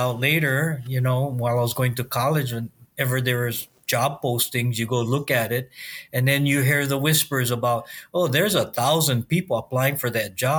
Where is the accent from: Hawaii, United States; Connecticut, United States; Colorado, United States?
Hawaii, United States; Molokai; Born and raised on Molokai, fourth generation.